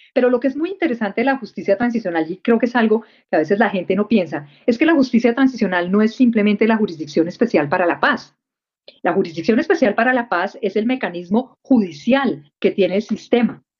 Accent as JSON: {"language": "Spanish", "country": "Colombia", "said": "hicimos como colombianos"}